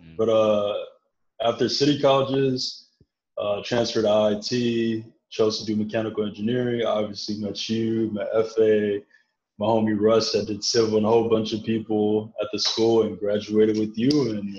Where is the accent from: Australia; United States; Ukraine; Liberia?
United States; Chicago, Illinois; also born or lived in Ghana; came back to the States when I was 7, and been here since. Grew up on the uptown in Chicago's north side. And then when I made the transition to high school, my family moved out south. So we lived on 95th, the last stop on the red line.